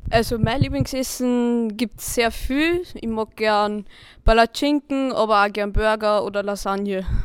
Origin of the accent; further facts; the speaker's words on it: Weistrach, Lower Austria, Austria; bin 13 Jahre alt und komme komm aus Weistrach.